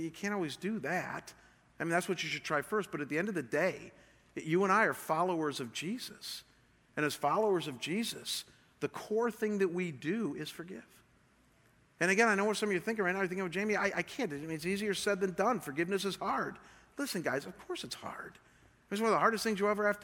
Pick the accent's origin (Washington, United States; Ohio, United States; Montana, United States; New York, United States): Ohio, United States; Cleveland; moved away; I come from Cleveland, Ohio